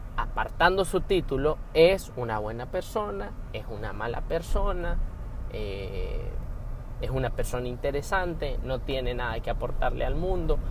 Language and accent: Spanish; Honduras; soy hondureño, eh, centroamericano